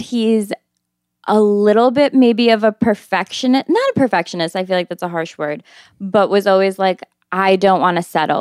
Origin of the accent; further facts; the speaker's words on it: Albany, New York, United States; moved away as an adult; now in New York City, United States; I'm twenty-six years old, and I'm from Albany, New York, and I've lived in New York for four years now